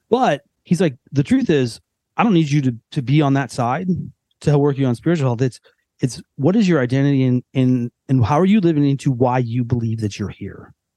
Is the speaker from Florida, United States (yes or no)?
no; Western suburbs, Northern Illinois, United States; moved away as an adult; now in Nashville area, United States; we've both lived in Northern Illinois our entire life, growing up in the Western suburbs.